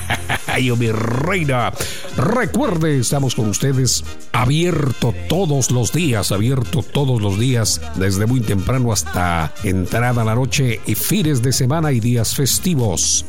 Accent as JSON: {"language": "Spanish", "country": "Guatemala", "said": "los chapines somos bien abrazadores"}